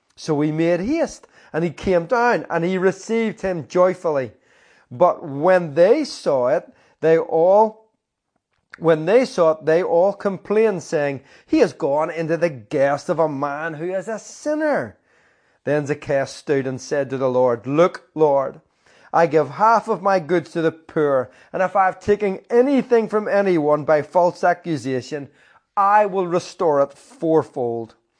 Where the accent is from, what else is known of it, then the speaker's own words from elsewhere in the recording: Belfast, Northern Ireland, United Kingdom; I grew up in, um, If East Belfast, still live in East Belfast